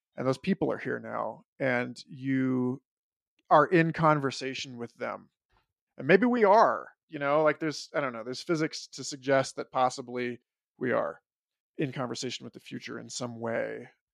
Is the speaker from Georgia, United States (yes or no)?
no; New York City, New York, United States; as a New Yorker